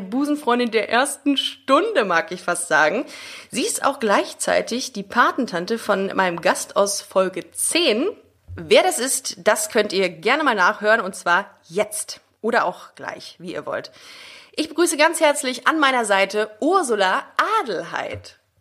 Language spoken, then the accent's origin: German; Düsseldorf, North Rhine-Westphalia, Germany; meiner Geburtsstadt auf in Düsseldorf